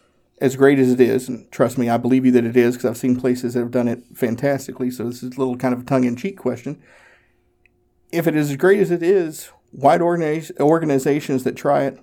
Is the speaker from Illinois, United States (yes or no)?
no; Tennessee, United States; Yep. I grew up in Northeast Tennessee, so yep, I'm familiar.